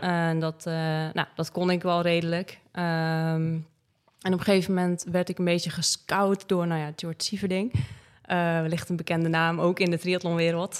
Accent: Breda, North Brabant, Netherlands; moved away; also born or lived in Limburg; Ik kom natuurlijk uit Breda

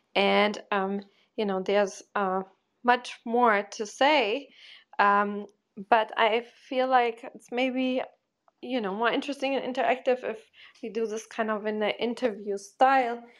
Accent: Germany; moved away as an adult; also born or lived in Porto, Portugal; I'm from Portugal and then I grew up in Germany

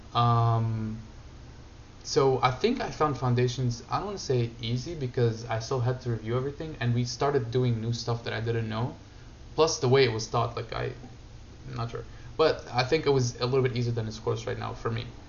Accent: Syria; moved away; I grew up in Syria

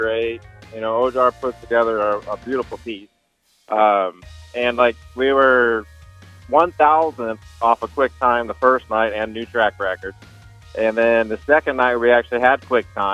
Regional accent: Monroe, Michigan, United States; now in Wichita, United States; Originally from Monroe, Michigan. Moved out to Wichita, Kansas in 2010.

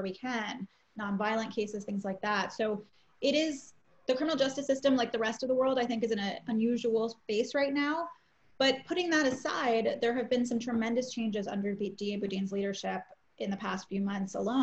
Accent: Chicago, Illinois, United States; now in San Francisco, United States; in Illinois, which is where I grew up in Chicago

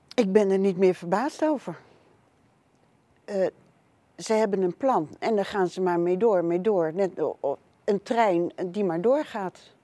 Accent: Netherlands; ik ben hier geboren in Nederland

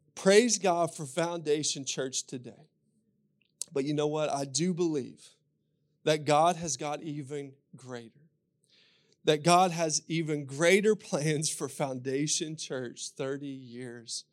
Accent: Kentucky, United States; accent: Kentucky; with my Kentucky accent

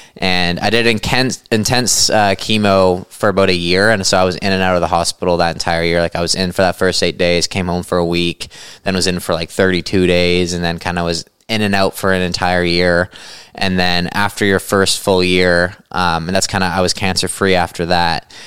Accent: Chilliwack, British Columbia, Canada; I'm from Chilliwack, British Columbia

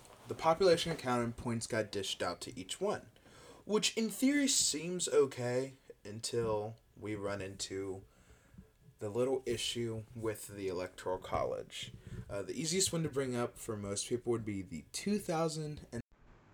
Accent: Kentucky, United States; my home state of Kentucky

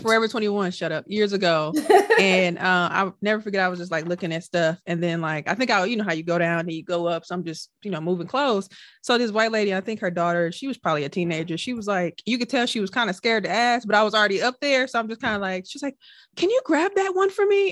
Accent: Milwaukee, Wisconsin, United States; we're from Milwaukee

